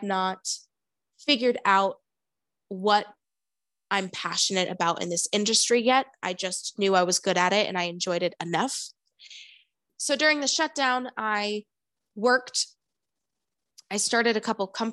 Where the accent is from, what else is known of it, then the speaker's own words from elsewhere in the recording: Rochester, New York, United States; also born or lived in Colorado / Allentown, Pennsylvania; Moved back to my hometown in Rochester, New York